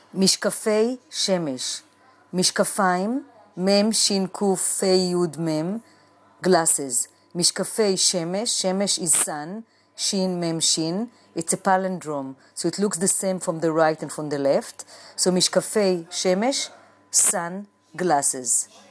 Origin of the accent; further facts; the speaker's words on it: Jerusalem, Jerusalem District, Israel; now in New York City, United States; I was born in Jerusalem and when I moved to New York